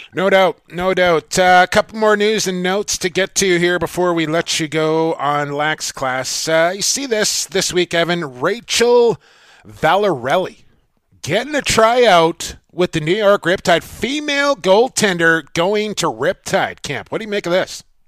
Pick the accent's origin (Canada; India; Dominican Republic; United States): Canada; Coquitlam, British Columbia; my hometown